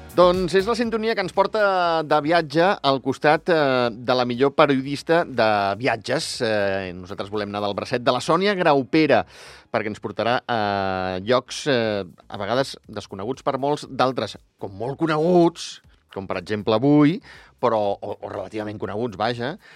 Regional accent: Barcelona, Catalonia, Spain; now in France; jo sóc de Barcelona

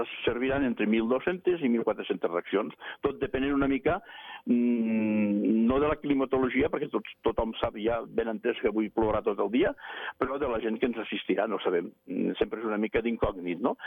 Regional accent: Andorra; som andorrans, eh, som gent de muntanya

